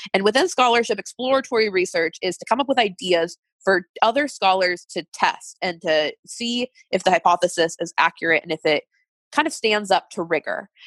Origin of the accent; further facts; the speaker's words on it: United States; as an American and working in healthcare